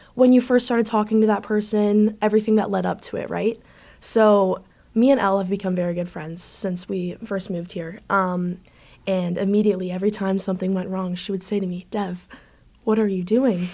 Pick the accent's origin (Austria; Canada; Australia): Canada; moved away as an adult; also born or lived in Buffalo; I'm actually from Canada.